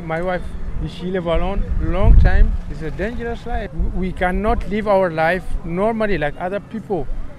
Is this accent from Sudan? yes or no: yes; Sudan; English is a second language; moved away as an adult; now in France; From Sudan.